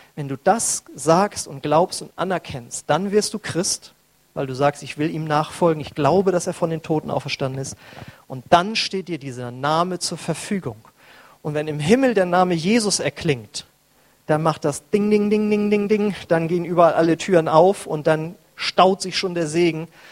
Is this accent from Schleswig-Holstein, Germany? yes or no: yes; North Frisia, Schleswig-Holstein, Germany; moved away; bei uns in Nordfriesland